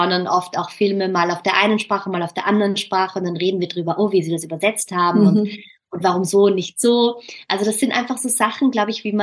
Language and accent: German; Austria; ich mich so ertappt, dass ich halt immer mein österreichisches Deutsch anpasse, ja. weil man irgendwie auch als Österreicher vielleicht die Erfahrung gemacht hat